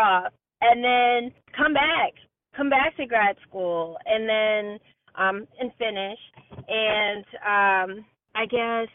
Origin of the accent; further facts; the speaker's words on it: Massachusetts, United States; I actually moved back to my home state of Massachusetts to be closer to home to my parents